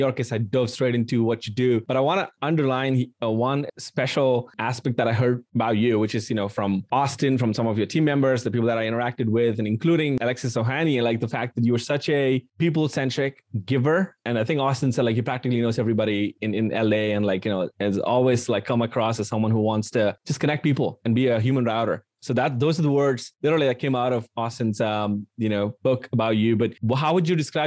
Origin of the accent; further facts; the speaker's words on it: India; moved away as an adult; now in United States; I grew up in India for the first 20 years and then moved to the US and at 21 and I've been here for 12 years now.